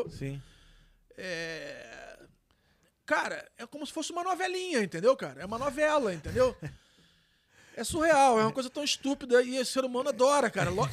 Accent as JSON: {"language": "Portuguese", "town": "Niterói", "region": "Rio de Janeiro", "country": "Brazil", "tie": "born or raised there", "accent": "carioca", "moved": "yes", "lives_now": "Rio Grande do Sul, Brazil", "said": "minha terrinha, lá de Niterói, do Rio"}